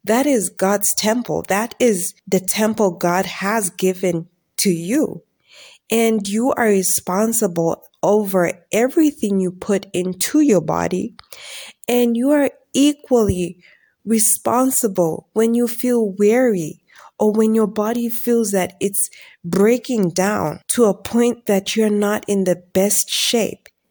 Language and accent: English; Zambia; I'm from Zambia